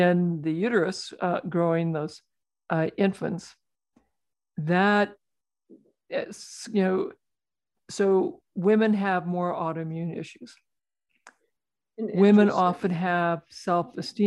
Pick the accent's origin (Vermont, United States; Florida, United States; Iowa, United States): Iowa, United States; rural; I'm a farm kid. I grew up in rural Iowa, milking cows and getting to ride my horse growing up